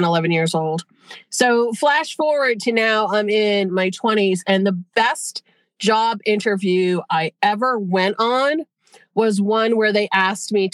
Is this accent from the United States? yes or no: yes; Western Massachusetts, United States; also born or lived in Boston, Massachusetts / New Hampshire seacoast; now in New Hampshire, United States; I was born in Boston. I grew up in cool. Western Mass. I'm on the New Hampshire seacoast now